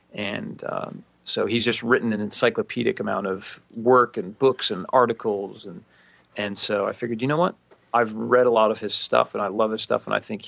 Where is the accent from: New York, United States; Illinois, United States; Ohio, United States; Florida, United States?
Ohio, United States; Cleveland; moved away as an adult; now in Houston area, Texas, United States; I was from Cleveland, that he was sad about that. As again, most people are when I tell them I'm from Cleveland, they usually apologize at some point.